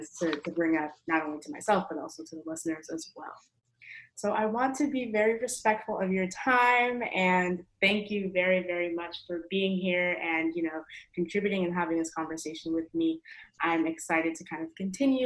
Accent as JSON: {"language": "English", "region": "New York", "country": "United States", "moved": "yes", "said": "I'm from New York, but of course I'm here on campus right now for school"}